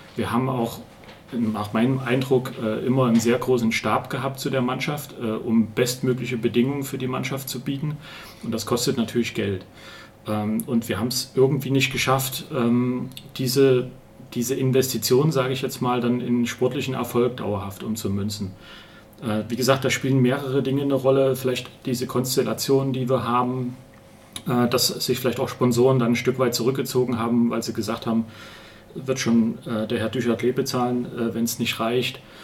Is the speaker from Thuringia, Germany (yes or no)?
yes; Ronneburg, Thuringia, Germany; moved away as an adult; also born or lived in Munich / Erfurt / Erlangen; now in Jena, Germany; ich komme ursprünglich aus Ronneburg